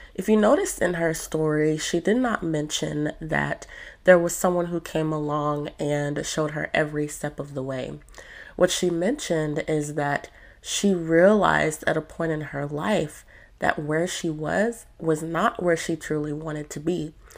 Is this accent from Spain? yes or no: yes; Spain; now in United Kingdom; I am from Spain, but I do live in the UK.